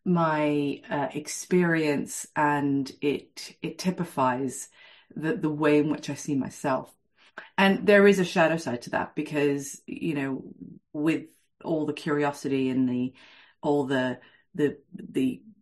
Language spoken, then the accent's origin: English; Venezuela; I was born and raised in Venezuela, and this was in the 1970s. And my parents are from very, very different cultures. So my mother's from Venezuela